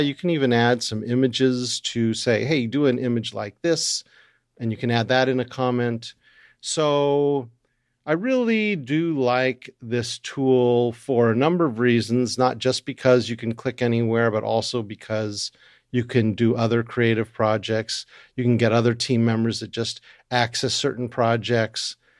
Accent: United States; being American

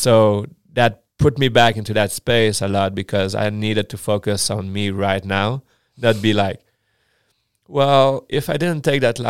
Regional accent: Chicoutimi, Quebec, Canada; first language French; English is a second language; moved away; I'm from Chicoutimi.

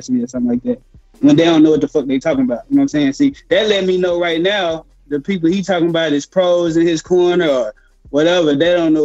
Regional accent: Dallas, Texas, United States; I'm not from Houston. I'm from Dallas

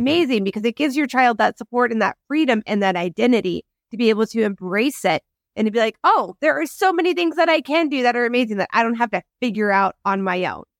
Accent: Midwest, United States; moved away; I grew up in the Midwest

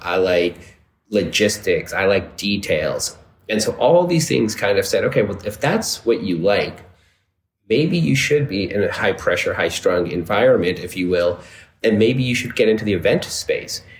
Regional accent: Dallas, Texas, United States; now in New York City, United States; in 1975 in Dallas, Texas, which is where I was born

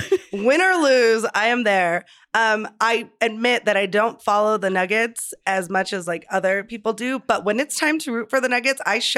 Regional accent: Denver, Colorado, United States; growing up in Denver

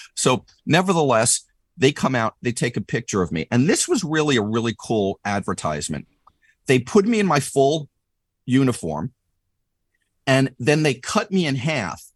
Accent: New York, United States; moved away as an adult; now in California, United States; I'm from New York originally, if my attitude or my accent didn't, didn't already, uh, uh, uh, spoil that.

